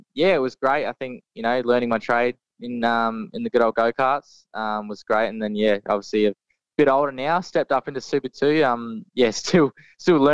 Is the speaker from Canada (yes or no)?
no; Mount Gambier, South Australia, Australia; great little town. It's where I grew up. And it's cool to come back and live here for the moment